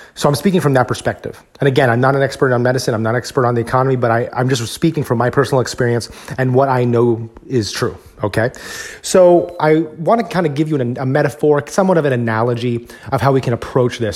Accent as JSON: {"language": "English", "region": "Texas", "country": "United States", "said": "I'm from Texas, where I'm very fortunate to be in a state where the economy is very strong here as well"}